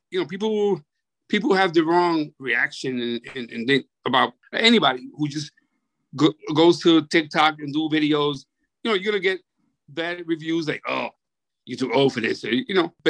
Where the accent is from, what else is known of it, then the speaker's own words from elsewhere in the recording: Vega Baja, Puerto Rico; I'm from Vega Baja.